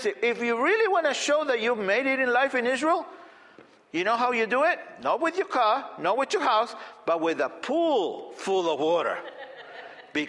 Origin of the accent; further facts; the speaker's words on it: Argentina; moved away; I grew up in Argentina